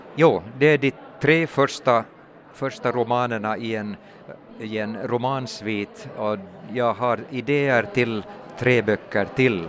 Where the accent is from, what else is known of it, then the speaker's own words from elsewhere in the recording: Turku, Southwest Finland, Finland; jag är mm, född och uppväxt i Åbo stad